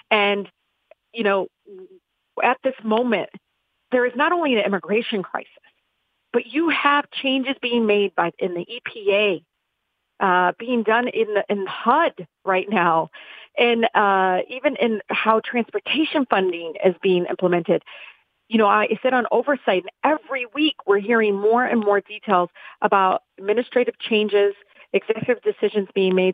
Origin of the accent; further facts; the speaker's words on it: Detroit, Michigan, United States; I grew up in Southwest Detroit